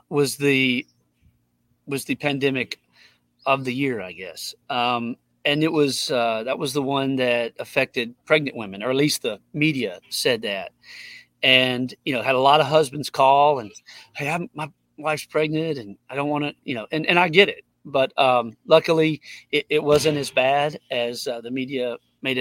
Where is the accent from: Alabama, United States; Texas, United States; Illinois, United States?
Alabama, United States; Tuscaloosa; I grew up here in Tuscaloosa